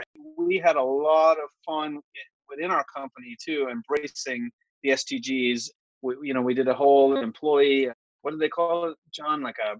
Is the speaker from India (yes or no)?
no; Ireland; being Irish